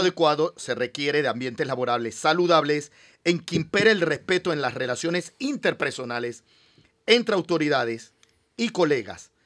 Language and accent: Spanish; Panama